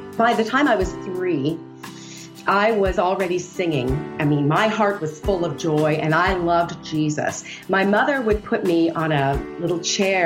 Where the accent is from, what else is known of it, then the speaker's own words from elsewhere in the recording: Canada; moved away as an adult; now in United States; I'm from Canada, which is kind of fun. I've lived in the U.S. for 20 years